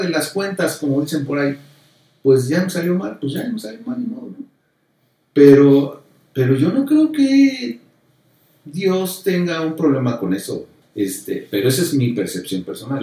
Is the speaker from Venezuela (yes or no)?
no; Mexico; soy mexicano